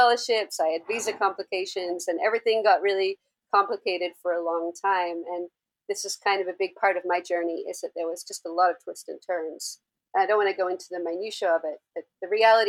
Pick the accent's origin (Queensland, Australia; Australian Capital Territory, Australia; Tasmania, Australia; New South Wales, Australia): Tasmania, Australia; Hobart; now in Los Angeles, United States; I'm actually from Tasmania, Australia, from the capital, Hobart